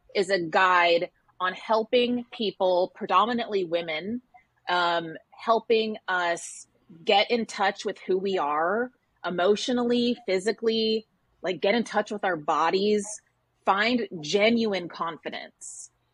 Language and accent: English; Texas, United States; moved away as an adult; now in New York, United States; I grew up in Texas and I moved to New York, which is where I still live